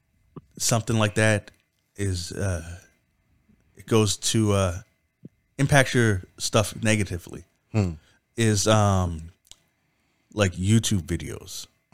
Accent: Canada; I'm Canadian.

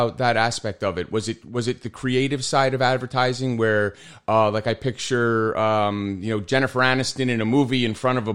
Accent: Wood-Ridge, New Jersey, United States; moved away; we both lived in Woodridge. We went to high school together, and I played probably Little League with your brothers

